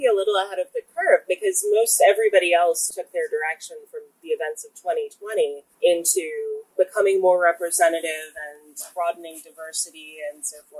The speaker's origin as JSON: {"language": "English", "town": "Williamsburg", "region": "Virginia", "country": "United States", "said": "I'm from Williamsburg, Virginia, which is very similar to Charlottesville."}